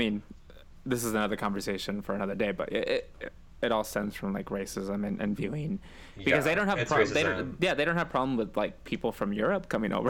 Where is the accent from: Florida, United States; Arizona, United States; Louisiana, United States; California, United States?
California, United States; born or raised there; also born or lived in Mexicali, Mexico